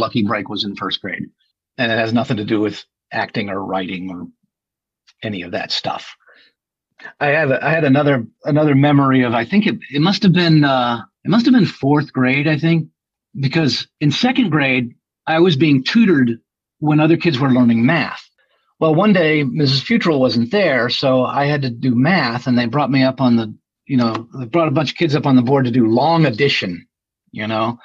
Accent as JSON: {"language": "English", "town": "Winston-Salem", "region": "North Carolina", "country": "United States", "tie": "born or raised there", "said": "I grew up in Winston-Salem, North Carolina"}